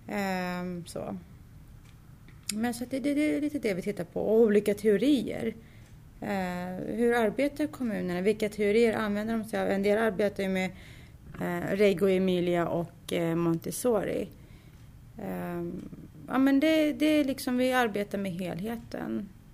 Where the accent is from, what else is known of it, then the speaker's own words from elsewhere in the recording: Sweden; Jag är född och uppvuxen här i Sverige